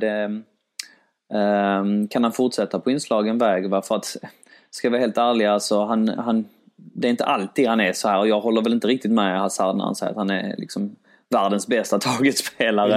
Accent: Sweden; min mamma är från Polen, min pappa är från Grekland, jag är född i Sverige

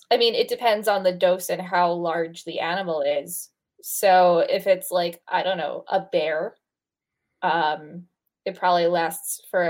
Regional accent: United States; I'm an American

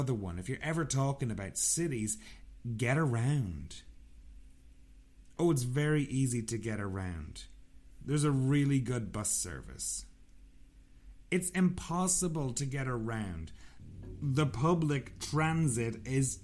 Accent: Sligo, Connacht, Ireland; I'm from a town called Sligo. Sligo is situated in the west of Ireland.

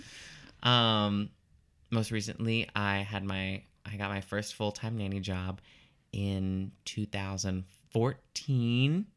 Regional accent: Lafayette, Louisiana, United States; I'm originally from Lafayette, Louisiana

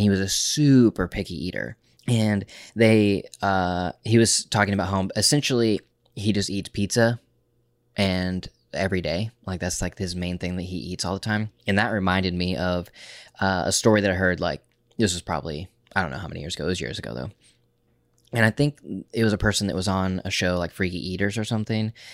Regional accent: Oklahoma, United States; we're from Oklahoma

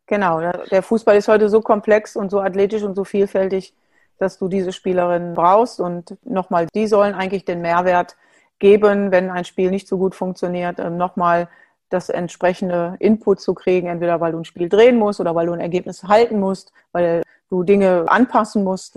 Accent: Duisburg, North Rhine-Westphalia, Germany; also born or lived in Switzerland; Ich bin äh, in, Duisburg, in Duisburg geboren, bin in einer großen Familie groß geworden

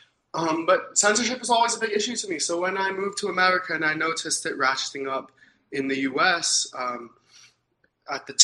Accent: Ankara, Central Anatolia, Turkey; moved away as an adult; also born or lived in New York City, United States; now in Canada; I grew up in Turkey

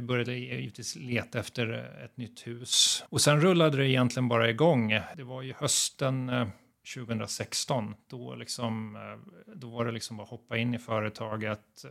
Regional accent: Uppsala, Uppsala County, Sweden; moved away as an adult; now in Gotland, Sweden; Jag växte upp i Uppsala och var en fotbollsgrabb där

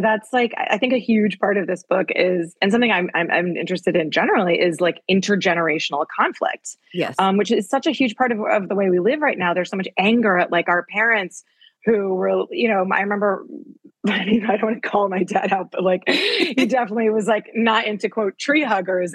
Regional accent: New Haven, Connecticut, United States; moved away as an adult; now in Paris, France; I grew up in New Haven

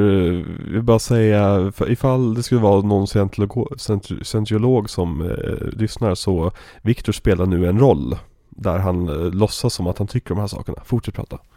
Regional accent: Västerås, Västmanland, Sweden; Och jag har ju väldigt dålig Göteborgsdialekt egentligen. Jag, spel, jag, jag kommer egentligen från Västerås, men jag är ju skådespelare.

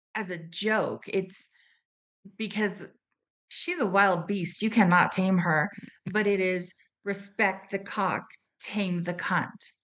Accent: United States; being American

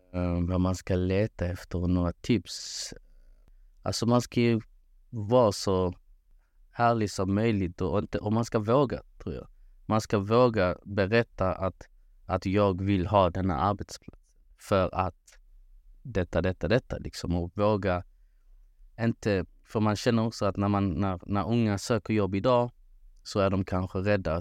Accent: Malmö, Skåne, Sweden; moved away as an adult; now in Kristianstad, Sweden; född och uppvuxen i Malmö

